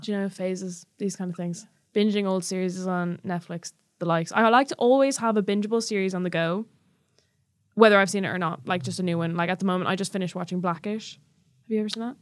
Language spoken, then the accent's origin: English; Ireland; accent: Irish